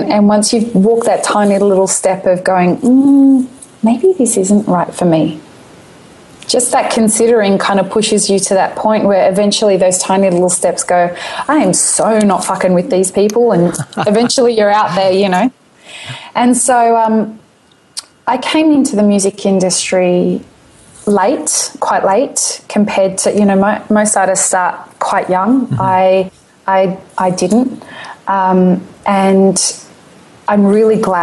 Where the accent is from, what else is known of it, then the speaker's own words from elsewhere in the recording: Syria; I'm from Syria